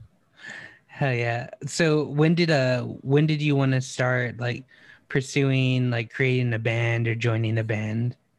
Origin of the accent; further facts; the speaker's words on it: Texas, United States; over here in Texas or at least like me where I grew up